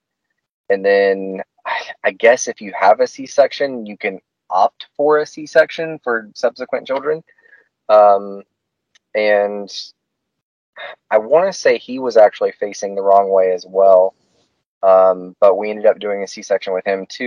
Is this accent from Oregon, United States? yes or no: no; Haines City, Florida, United States; moved away as an adult; also born or lived in Winter Haven, Florida / Auburndale, Florida / Georgia; Was born in Winter Haven, grew up in Haines City, Auburndale